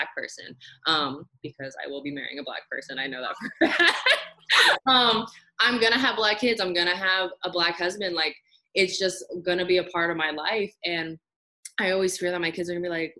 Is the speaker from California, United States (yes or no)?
yes; California, United States; moved away; I'm originally from California